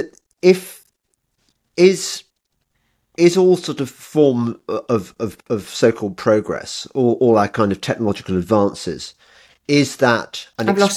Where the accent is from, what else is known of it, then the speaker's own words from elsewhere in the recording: Birmingham, West Midlands, United Kingdom; I'm originally from Birmingham